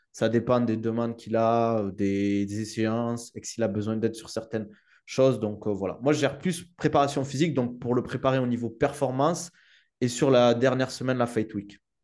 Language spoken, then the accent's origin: French; Toulouse, Occitania, France; accent: southern French; now in United Arab Emirates; maintenant je vis aux Émirats, mais c'est vrai que je viens du sud de la France et de Toulouse.